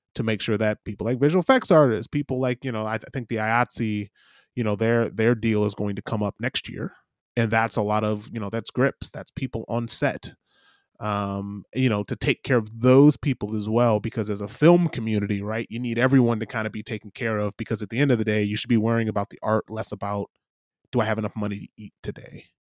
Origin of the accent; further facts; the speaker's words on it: Michigan, United States; I'm I'm I'm from Michigan